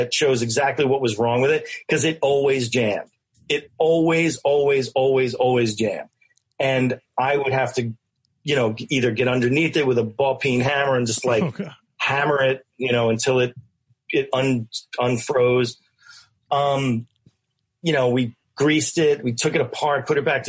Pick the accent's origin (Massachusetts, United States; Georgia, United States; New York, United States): New York, United States; Westchester; I didn't live in the city. So, I mean, I grew up in Westchester